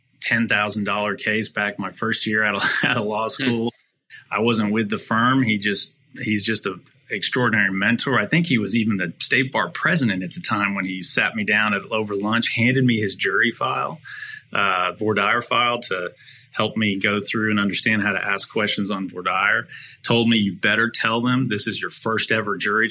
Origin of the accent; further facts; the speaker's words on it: Dallas, Texas, United States; I'm born and raised in Dallas, a fifth generation native Texan